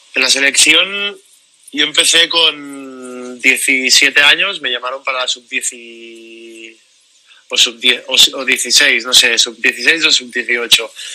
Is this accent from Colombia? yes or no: no; Barcelona, Catalonia, Spain; soy de Barcelona, vivo en Barcelona